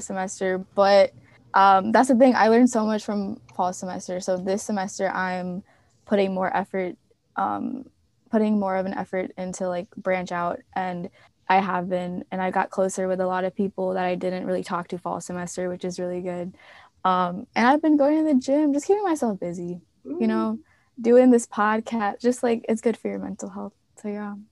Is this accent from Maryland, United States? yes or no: yes; Maryland, United States; moved away as an adult; I was from Maryland